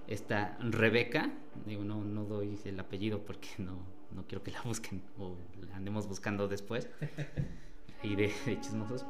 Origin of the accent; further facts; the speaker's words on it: Calpulalpan, Tlaxcala, Mexico; Vengo del municipio de Calpulalpa, en el estado de Tlaxcala